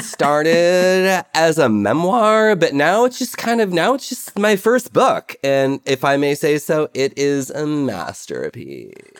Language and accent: English; Cleveland, Ohio, United States; I grew up in Cleveland